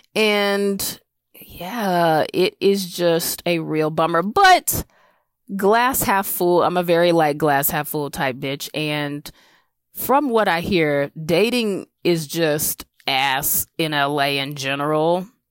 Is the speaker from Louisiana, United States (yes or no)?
no; South Carolina, United States; moved away; also born or lived in Brooklyn / Los Angeles